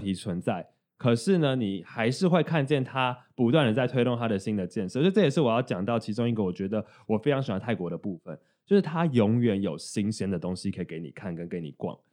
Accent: Taiwan; 我们是台湾人

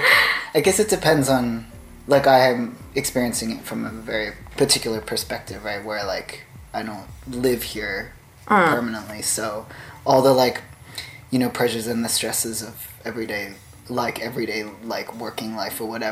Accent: Taipei, Taiwan; moved away; growing up in Taipei

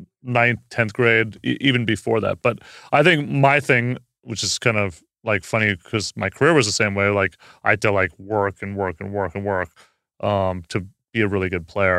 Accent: California, United States; I grew up in Northern California, but like I was definitely a 49ers fan and a San Francisco Giants fan.

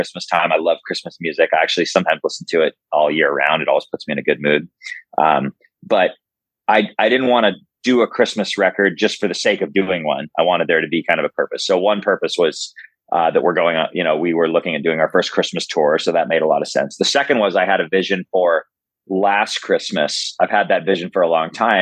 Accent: California, United States; moved away as an adult; now in St. Louis, United States; I grew up in California

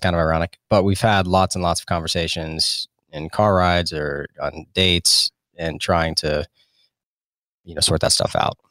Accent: Florida, United States; moved away as an adult; also born or lived in South Carolina / North Carolina; I grew up in Florida and then, uh, went to college in South Carolina

